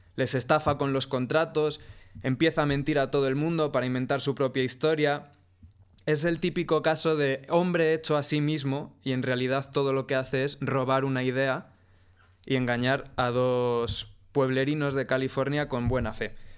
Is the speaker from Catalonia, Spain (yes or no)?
no; Ávila, Castile and León, Spain; soy de Ávila